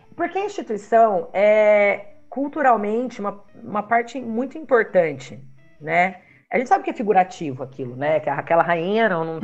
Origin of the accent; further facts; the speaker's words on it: Taubaté, São Paulo, Brazil; eu sou de Taubaté